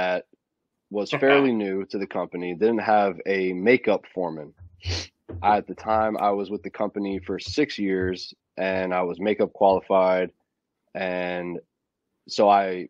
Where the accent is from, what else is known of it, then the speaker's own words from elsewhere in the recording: Florida, United States; moved away; my hometown in Florida